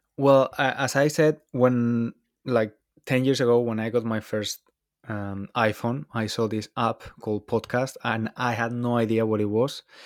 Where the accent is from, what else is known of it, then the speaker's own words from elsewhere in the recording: Valencia, Valencian Community, Spain; moved away as an adult; now in London, United Kingdom; I'm Spanish. I'm from Valencia, although I've been living in London for a few years now